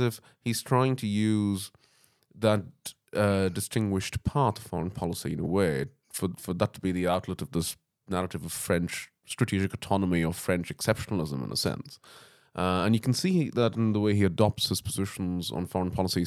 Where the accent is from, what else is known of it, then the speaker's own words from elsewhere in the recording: England, United Kingdom; I'm an Englishman